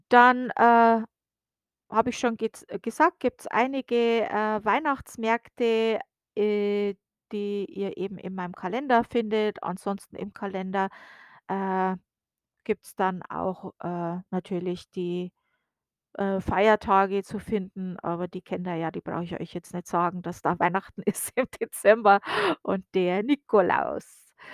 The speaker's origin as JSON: {"language": "German", "region": "Bavaria", "country": "Germany", "lives_now": "United States", "said": "wir kennen den Winter aus Deutschland, also ich komme aus der Oberpfalz und äh, das wird auch Sibirien Deutschlands genannt äh, und das nicht ohne Grund."}